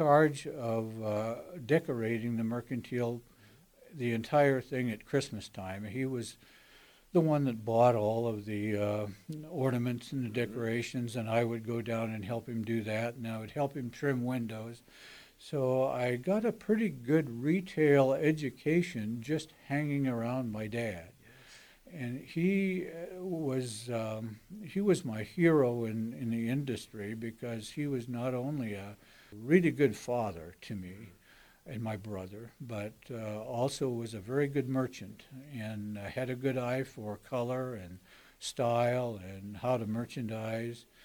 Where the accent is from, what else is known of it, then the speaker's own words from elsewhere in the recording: Potlatch, Idaho, United States; also born or lived in Colfax; I grew up in Potlatch, Idaho